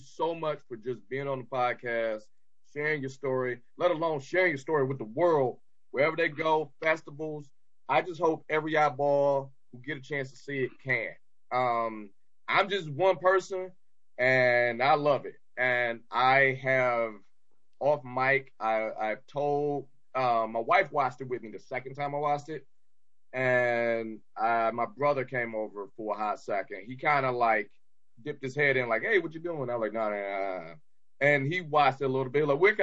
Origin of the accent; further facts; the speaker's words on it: Detroit, Michigan, United States; I'm Detroit